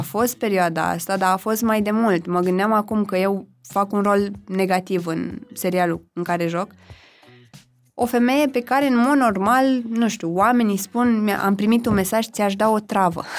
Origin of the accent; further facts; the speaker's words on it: Zărnești, Brașov County, Romania; moved away; eu sunt din Brașov, respectiv m-am născut în orașul Zărnești, județul Brașov, acolo am făcut liceu